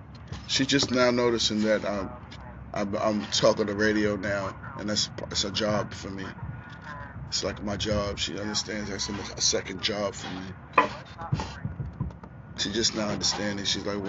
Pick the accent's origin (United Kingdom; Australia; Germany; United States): United States; Staten Island, New York; Yeah, I was born and raised in Staten Island, you know what I mean?